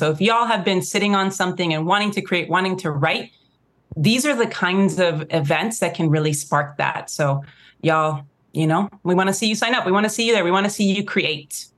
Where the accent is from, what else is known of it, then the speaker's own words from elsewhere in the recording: Mexico; when we're from Mexico, the white Mexicans